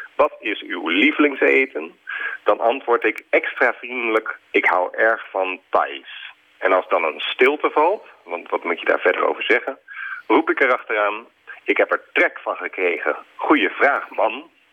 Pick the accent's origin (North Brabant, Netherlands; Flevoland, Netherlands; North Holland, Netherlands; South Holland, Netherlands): South Holland, Netherlands; Alphen aan den Rijn; in Alphen aan de Rijn, waar ik ben opgegroeid